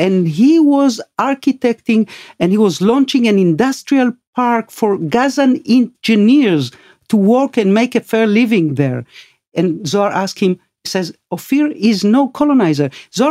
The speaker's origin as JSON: {"language": "English", "country": "Argentina", "said": "You know, I came from Argentina."}